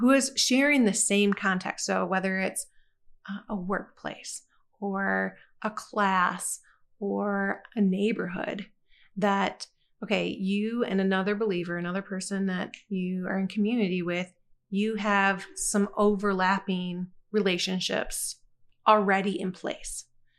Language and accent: English; Rockford, Michigan, United States; born there; So I was born in 1983 in Rockford, Michigan, and how God used that even to bring me to Christ.